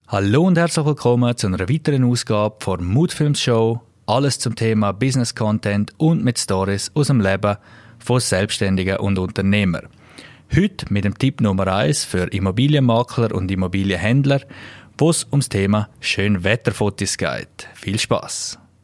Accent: Klosters, Graubünden, Switzerland; aus meiner Heimat etwas ist, da wo es Klosters

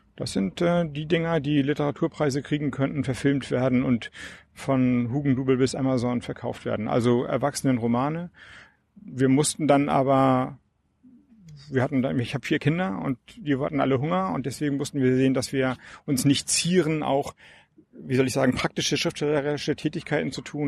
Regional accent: Flensburg, Schleswig-Holstein, Germany; ich komme ja aus Flensburg, dänische Grenze

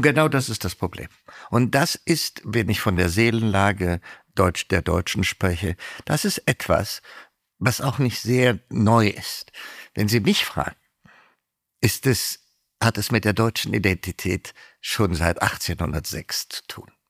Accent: Ethiopia; moved away as an adult; also born or lived in Tübingen, Germany; now in Germany; ich bin Äthiopier

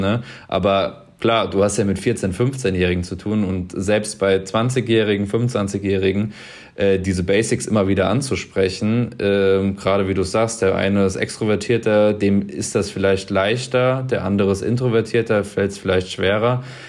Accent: Mainz, Rhineland-Palatinate, Germany; hier aus meiner Heimat, aus Mainz

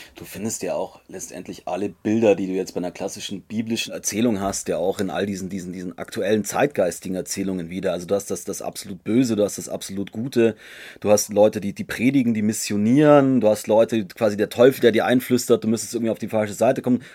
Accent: Munich, Bavaria, Germany; bei mir in Bayern, ich komme aus München

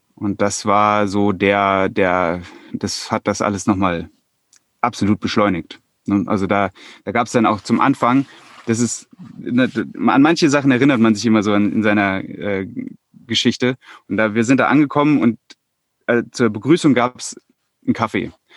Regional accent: Hesse, Germany; moved away as an adult; now in Bavaria, Germany; Ich komme ursprünglich mal aus Hessen

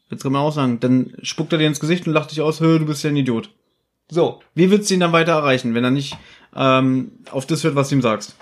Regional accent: Berlin, Germany; Ich bin in Berlin geboren und äh, bin hier allein in dieser großen Stadt

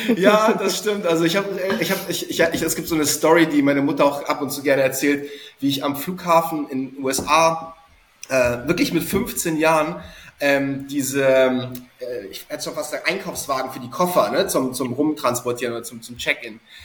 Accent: Hamburg, Germany; ich bin gebürtiger Hamburger

